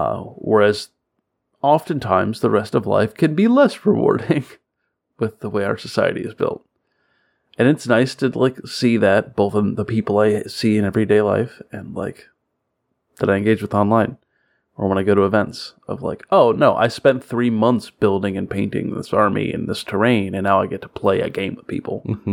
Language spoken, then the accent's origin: English; Florida, United States; now in Kentucky, United States; I'm from Florida, so like it's really just like Kentucky with gators.